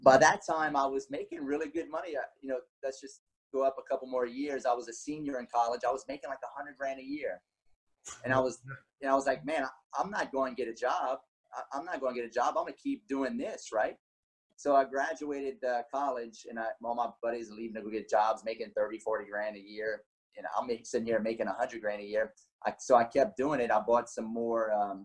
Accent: Lafayette, Louisiana, United States; where I'm from Lafayette, Louisiana, 38 years old

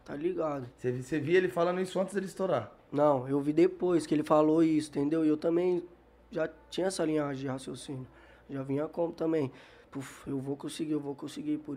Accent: Brazil; É, que eu tá também, eu cresci

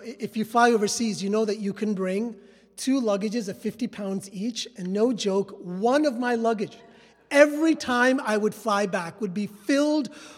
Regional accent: New York City, New York, United States; moved away as an adult; also born or lived in Westchester / southern India; So my parents made the trek slowly up to the Bronx and then Westchester, but New York City was all that I had known. I've been to elementary school, high school, and then college

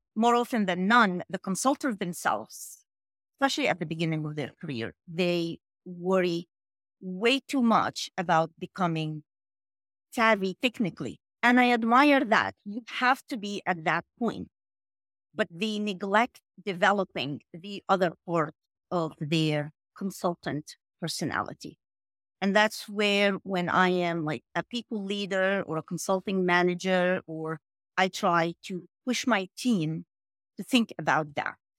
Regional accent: New York, United States; also born or lived in Egypt; I'm from New York

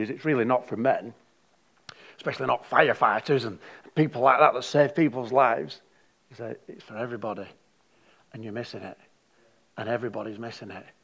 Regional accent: Darwin, Northern Territory, Australia; I didn't come from heaven, I come from Darwin.

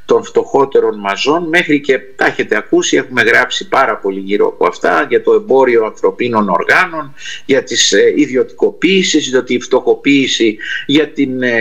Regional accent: Argentina; πατήσατε ένα πονεμένο θέμα που είναι η Αργεντινή χώρα που γεννήθηκα και μεγάλωσα και είναι και αυτή η πατρίδα μου και των γονιών μου που γεννήθηκαν εκεί.

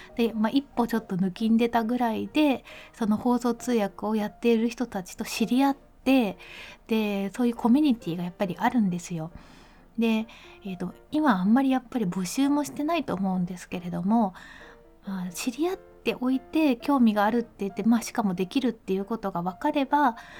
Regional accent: Mie, Japan; 私の出身地の三重県

